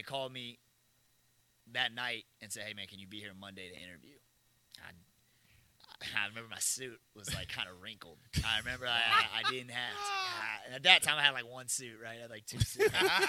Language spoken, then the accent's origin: English; Houston, Texas, United States; moved away as an adult; also born or lived in D.C. area; now in Thibodaux, United States; I'm from Houston, so like I've been around the Southland my whole life.